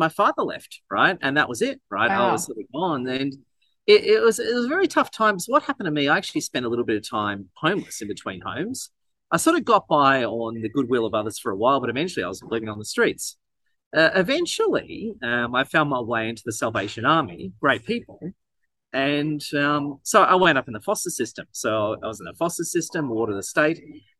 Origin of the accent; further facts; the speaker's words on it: Melbourne, Victoria, Australia; I was actually born in, actually I'm from St Kilda, Melbourne originally.